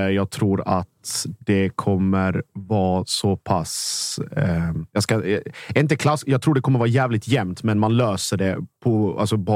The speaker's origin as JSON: {"language": "Swedish", "town": "Mjällby", "region": "Blekinge", "country": "Sweden", "tie": "born or raised there", "said": "jag har ju alltid en soft spot i Mjällby. Det är mina hemtrakter."}